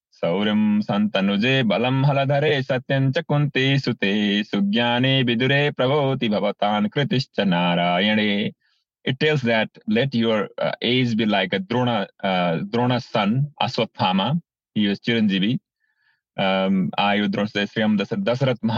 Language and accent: English; Bhutan; now in United States; I'm originally from Bhutan. I was born in Bhutan, grew up in Bhutan.